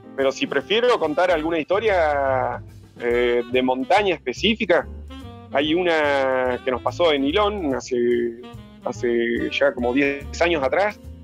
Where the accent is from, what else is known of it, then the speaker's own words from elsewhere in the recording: Lago Puelo, Chubut, Argentina; also born or lived in Mercedes, Buenos Aires; yo nací en Mercedes, Buenos Aires. Y de muy chiquitito, de muy chiquitito, me vine a vivir a un pueblito que está al sur de Bariloche, a 130 kilómetros, que se llama Lago pueblo Y ahí pasé toda mi infancia y adolescencia